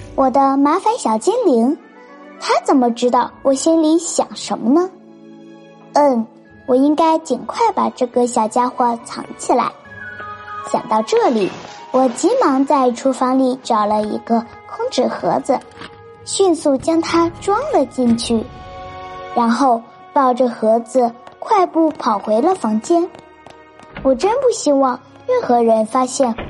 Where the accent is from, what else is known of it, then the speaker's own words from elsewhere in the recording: Ganzhou, Jiangxi, China; 我是来自江西省赣州市的